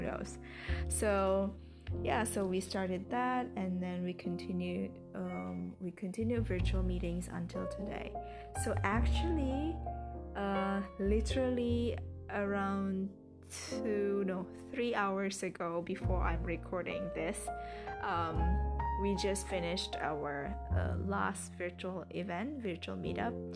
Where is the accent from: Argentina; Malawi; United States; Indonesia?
Indonesia; Medan, North Sumatra; English is a second language; I initiated an English club in Medan, my hometown